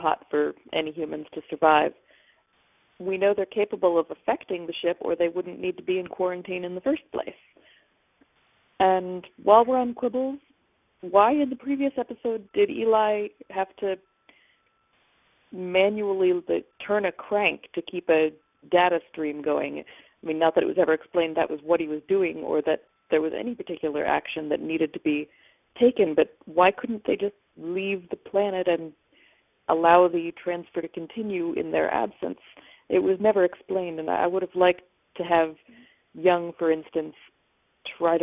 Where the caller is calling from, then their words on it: Seattle, Washington, United States; I'm calling from Seattle